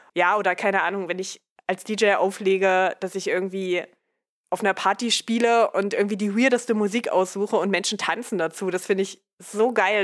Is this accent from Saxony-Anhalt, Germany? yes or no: yes; Dessau, Saxony-Anhalt, Germany; in meiner Heimatstadt in Dessau